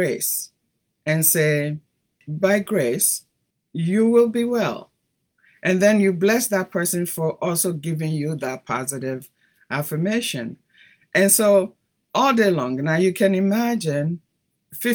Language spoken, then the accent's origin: English; Ghana; moved away as an adult; also born or lived in Italy / Brazil; now in United States; growing up in Ghana